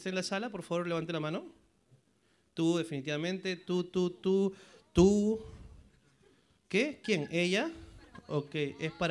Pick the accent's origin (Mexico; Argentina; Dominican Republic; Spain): Spain; Madrid, Community of Madrid; De Madrid, Madrid capital.